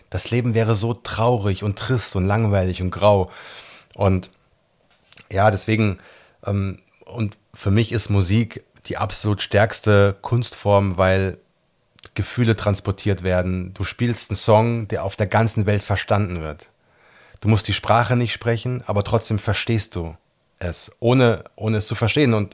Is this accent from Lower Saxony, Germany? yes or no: no; Gießen, Hesse, Germany; Ich bin in Gießen geboren, bin in Gießen zur Schule gegangen, habe in Gießen mein Abi gemacht. Ich bin ein echter Mittelhesse